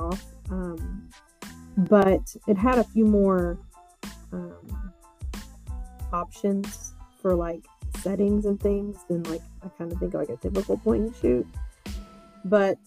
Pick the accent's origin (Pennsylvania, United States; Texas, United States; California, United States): Texas, United States; now in Austin, United States; I was born and raised in Texas